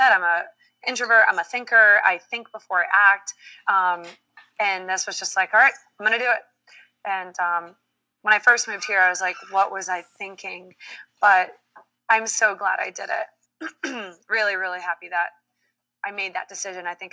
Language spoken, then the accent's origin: English; Swampscott, Massachusetts, United States; born or raised there; moved away as an adult; also born or lived in Dominican Republic / New York; now in New Jersey, United States